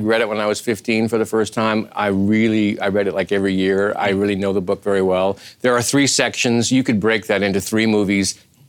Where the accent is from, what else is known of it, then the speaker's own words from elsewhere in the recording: Eastern Washington, United States; I grew up in Eastern Washington, and this is where this wine is made